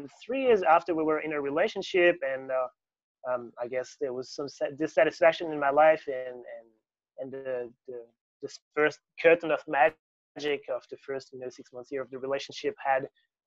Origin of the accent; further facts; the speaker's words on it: near Paris, Île-de-France, France; moved away as an adult; also born or lived in Sydney, Australia; I grew up in France, near Paris, where I studied fundamental physics. In 2011, I flew to Sydney